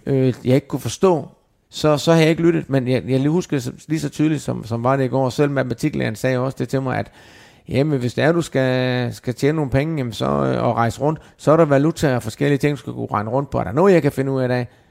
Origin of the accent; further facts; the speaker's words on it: Denmark; moved away as an adult; nu er jeg heldigvis kommet til Danmark igen, har ikke været hjemme i Danmark i, i 20 år fast